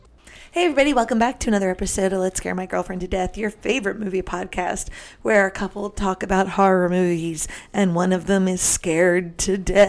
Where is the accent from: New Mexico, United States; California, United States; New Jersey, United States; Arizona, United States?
New Jersey, United States; Hi, I'm from New Jersey.